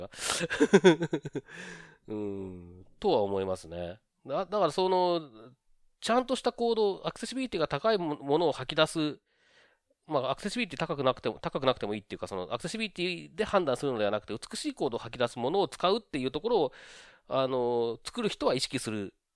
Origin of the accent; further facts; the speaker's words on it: Okazaki, Aichi, Japan; now in Tokyo, Japan; もともと僕は愛知県の岡崎というとこ